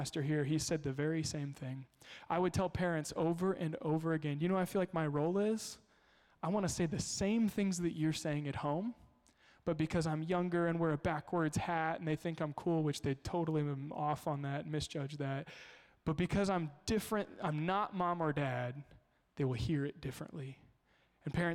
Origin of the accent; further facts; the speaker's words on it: Kansas, United States; moved away; I grew up in Kansas.